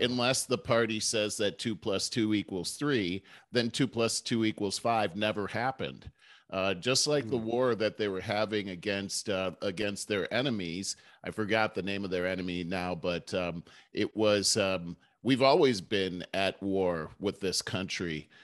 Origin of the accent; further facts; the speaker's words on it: Cleveland, Ohio, United States; I was from Cleveland